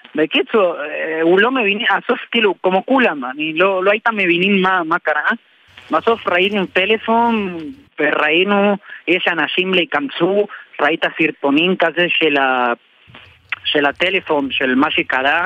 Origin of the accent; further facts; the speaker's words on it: Argentina; Hebrew is a second language; moved away as an adult; now in Israel; נולדתי בארגנטינה ארבע שנים